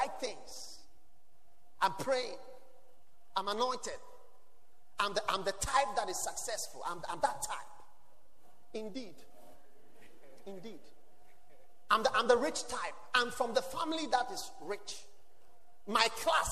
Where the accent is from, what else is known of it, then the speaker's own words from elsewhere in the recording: Ghana; I was born here.